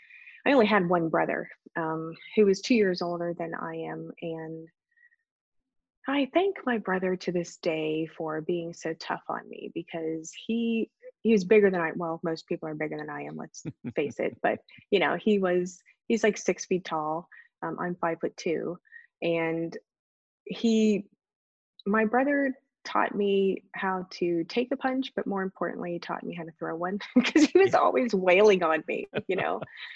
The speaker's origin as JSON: {"language": "English", "town": "Youngstown", "region": "Ohio", "country": "United States", "tie": "born or raised there", "said": "Well, yeah, I mean, Youngstown, both of my parents worked in a steel mill. Both of my grandparents, or grandfathers, I should say, worked in a steel mill."}